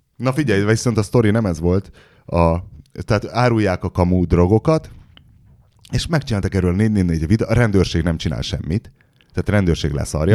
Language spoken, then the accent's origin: Hungarian; Hungary; magyar vagyok, magyarnak születtem.